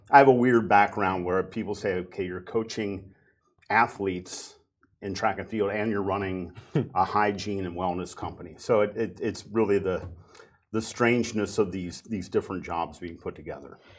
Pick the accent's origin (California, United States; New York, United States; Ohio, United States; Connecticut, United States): Ohio, United States; Cincinnati; a company in my hometown, Cincinnati, Ohio, called Procter and Gamble.